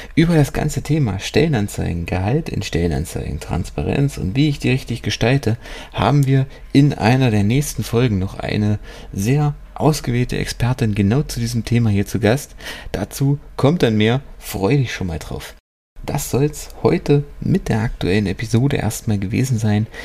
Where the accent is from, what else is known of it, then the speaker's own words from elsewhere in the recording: Germany; hier bei uns in Deutschland